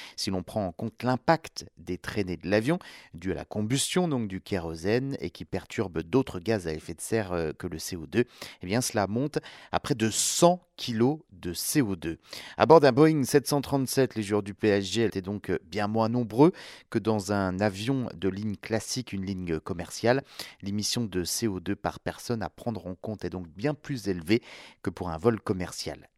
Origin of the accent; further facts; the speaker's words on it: France; chez nous, en France